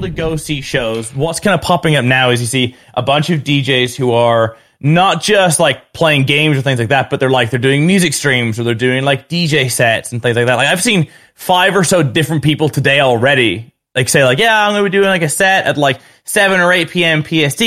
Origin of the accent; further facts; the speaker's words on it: United Kingdom; also born or lived in England; I'm Northern Irish, half Northern Irish, half English